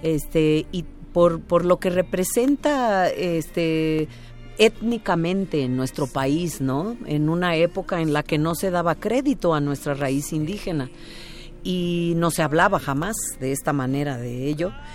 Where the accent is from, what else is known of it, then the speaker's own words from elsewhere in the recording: Oaxaca, Mexico; mi tierra, ahora que estoy en Oaxaca